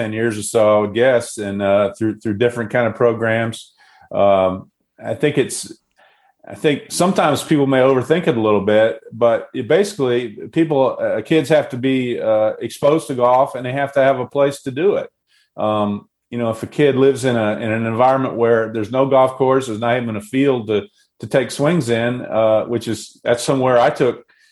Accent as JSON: {"language": "English", "town": "Southern Pines", "region": "North Carolina", "country": "United States", "tie": "born or raised there", "also_born_or_lived": "Pinehurst, North Carolina", "said": "I grew up in Southern Pines, North Carolina, which is 5 miles from Pinehurst. I was actually born in the hospital in Pinehurst"}